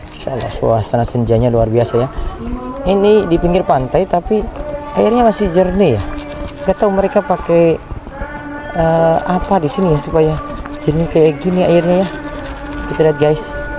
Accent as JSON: {"language": "Indonesian", "town": "Jayapura", "region": "Papua", "country": "Indonesia", "tie": "born or raised there", "also_born_or_lived": "Central Maluku", "moved": "yes", "said": "Sejak kecil saya itu di Jayapura dari tahun delapan puluh enam, ya. Walaupun lahir tahun delapan puluh empat, jadi sejak tahun delapan puluh enam itu sudah di Jayapura"}